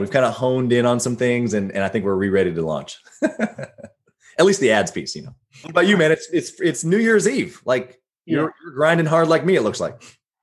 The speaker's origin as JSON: {"language": "English", "region": "Midwest", "country": "United States", "tie": "born or raised there", "also_born_or_lived": "Sunny Isles, Florida", "moved": "as an adult", "said": "growing up in the Midwest, yeah, I like I loved it."}